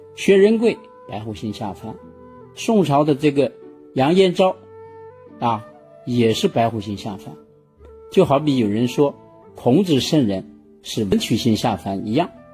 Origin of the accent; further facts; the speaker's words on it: China; 我们中国人